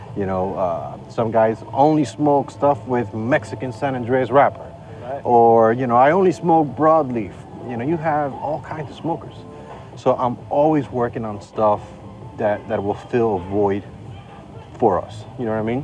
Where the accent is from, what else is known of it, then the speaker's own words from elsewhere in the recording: Estelí, Nicaragua; I'm a Northerner in the country